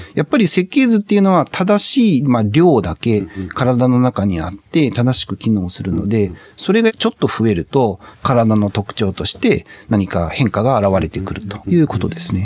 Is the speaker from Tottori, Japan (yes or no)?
yes; Tottori, Japan; moved away as an adult; also born or lived in Izumo, Shimane; 鳥取出身なので。